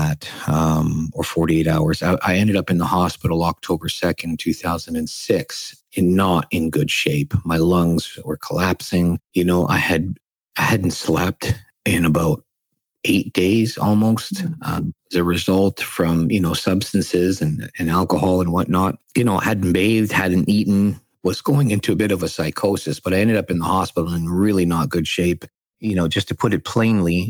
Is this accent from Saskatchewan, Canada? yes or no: yes; Saskatchewan, Canada; I grew up born and raised in Saskatchewan to immigrant parents from the Philippines.